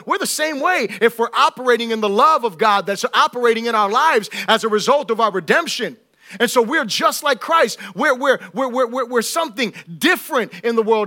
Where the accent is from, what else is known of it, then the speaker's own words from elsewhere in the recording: Florida, United States; I'm from, you know, Florida